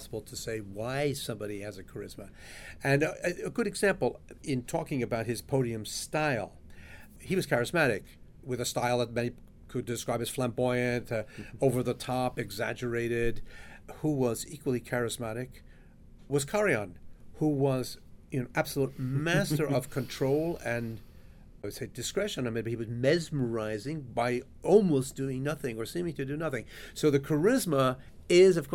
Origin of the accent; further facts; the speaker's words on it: New York City, New York, United States; I grew up in New York